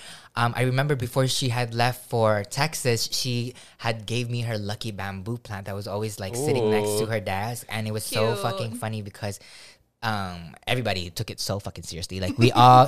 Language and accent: English; Philippines; moved away; also born or lived in Hawaii; growing up in the Philippines